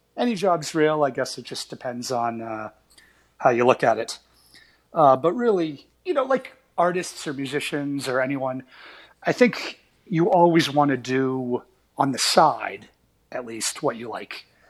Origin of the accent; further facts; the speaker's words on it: Portland, Maine, United States; now in New York City, United States; I grew up just outside Portland, Maine